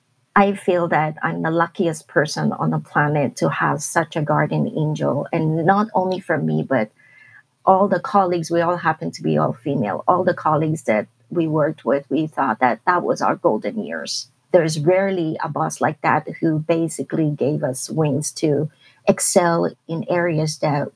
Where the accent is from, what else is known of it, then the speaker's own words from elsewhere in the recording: Hong Kong; I came from Hong Kong, which is a very different culture.